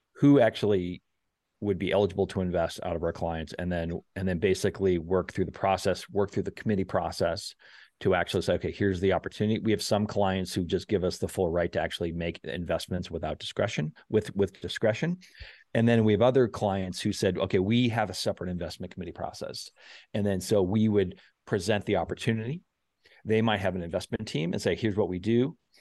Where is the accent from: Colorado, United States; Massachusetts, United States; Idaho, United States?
Massachusetts, United States; South Shore; I grew up on the South Shore